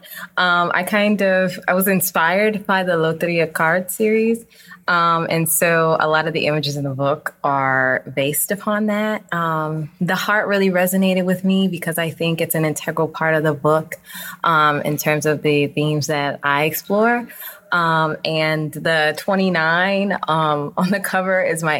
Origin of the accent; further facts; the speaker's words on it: New Orleans, Louisiana, United States; also born or lived in Los Angeles; I'm from New Orleans. I was born and raised there.